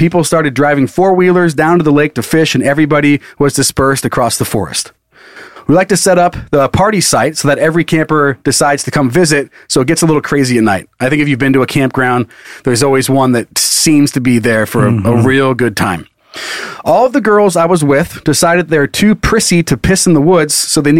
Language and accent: English; Midwest, United States; I'm from the Midwest, and we take float trips and camping trips very seriously.